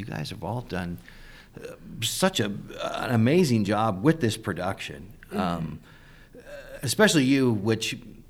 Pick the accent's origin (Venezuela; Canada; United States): United States; Kansas City; now in Nebraska, United States; I'm from Kansas City originally.